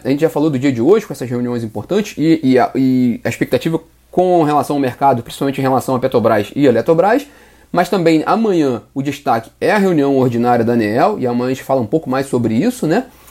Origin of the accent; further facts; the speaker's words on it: Nova Friburgo, Rio de Janeiro, Brazil; now in Rio de Janeiro, Brazil; Energisa Nova Friburgo, que é a minha terra natal